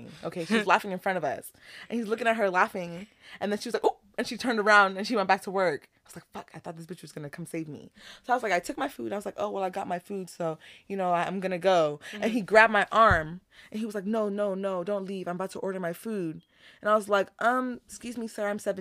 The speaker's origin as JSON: {"language": "English", "town": "Houston", "region": "Texas", "country": "United States", "said": "We're from Houston"}